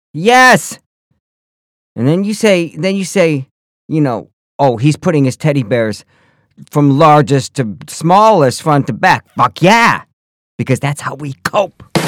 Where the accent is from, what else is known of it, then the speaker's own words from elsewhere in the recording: United States; I come from the North Country. I come from the snow belt